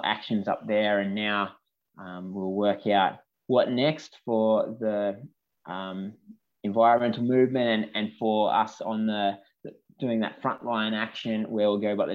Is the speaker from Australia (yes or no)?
yes; Mudgee, New South Wales, Australia; I grew up in Mudgee in Central West New South Wales